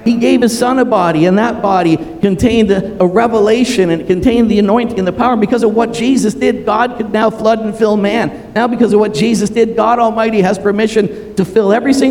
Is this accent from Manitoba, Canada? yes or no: no; Toronto, Ontario, Canada; also born or lived in Montreal; I was born in Toronto.